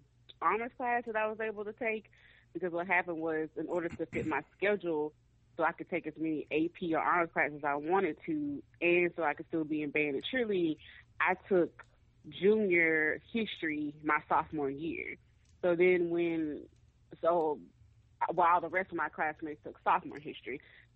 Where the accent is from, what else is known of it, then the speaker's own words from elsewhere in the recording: Mississippi, United States; going black and growing up in Mississippi, like, I mean, I knew that racism exists